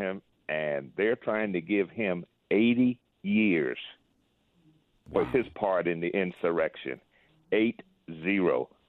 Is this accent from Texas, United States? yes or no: yes; Texas, United States; I'm from Texas there